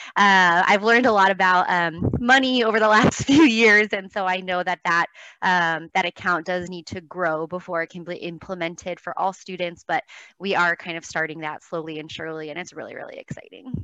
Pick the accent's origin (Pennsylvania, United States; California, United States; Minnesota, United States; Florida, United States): California, United States; Los Angeles; I grew up in Los Angeles